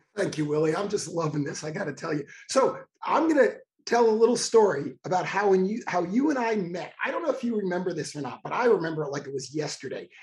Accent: Miami Beach, Florida, United States; I was born on South Beach. I was born in Miami Beach.

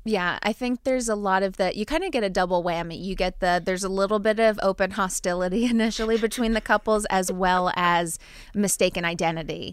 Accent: New Jersey, United States; I'm from New Jersey. I, I don't have a strong accent

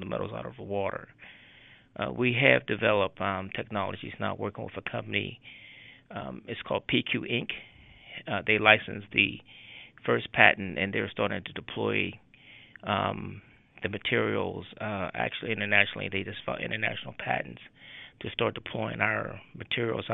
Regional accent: Pittsburgh, Pennsylvania, United States; also born or lived in Chester, South Carolina; I grew up here in Pittsburgh, went to Westinghouse High School, went to University of Pittsburgh. Haven't left since I've been here, since I was 5 years old. I was born in Chester, South Carolina

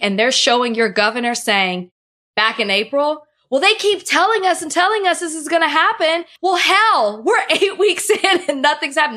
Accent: Texas, United States; moved away as an adult; now in Florida, United States; I'm a Texan through and through.

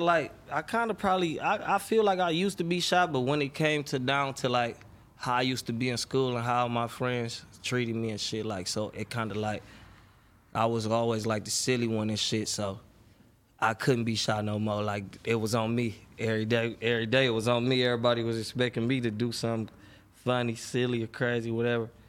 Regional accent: Detroit, Michigan, United States; I grew up on the west side of Detroit, on Seven Mile, Seven Mile Southfield area

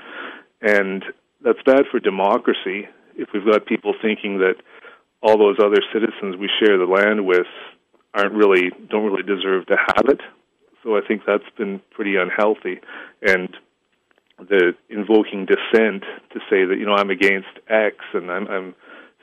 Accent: Canada; As a Canadian writer

